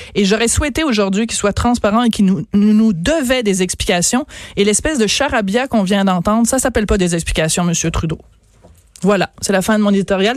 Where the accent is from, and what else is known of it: Quebec, Canada